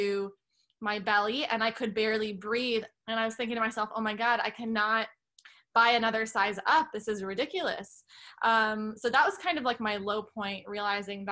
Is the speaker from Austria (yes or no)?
no; Canada; moved away; I'm originally Canadian.